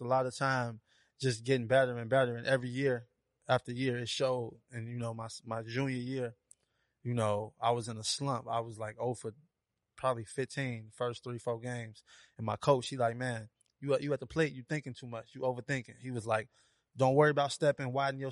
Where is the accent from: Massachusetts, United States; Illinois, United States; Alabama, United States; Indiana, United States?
Illinois, United States; Harvey; moved away as an adult; now in Atlanta, United States; I'm from Harvey, Illinois. I grew up about 15, 20 minutes outside of Chicago